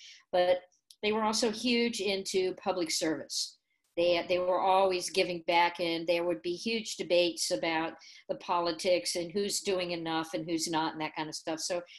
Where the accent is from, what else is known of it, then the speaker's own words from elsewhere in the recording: New Holland, Pennsylvania, United States; also born or lived in Champaign, Illinois; I was born here in Illinois, in Champaign, Illinois. And my father was a civil engineer, and he worked for International Harvester, and he took a job with Sperry Rand New Holland in New Holland, Pennsylvania, so we moved there.